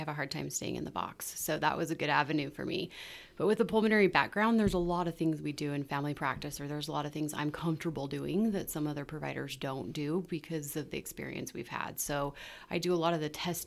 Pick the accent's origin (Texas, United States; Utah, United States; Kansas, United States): Utah, United States; Ogden; I'm born and raised in Ogden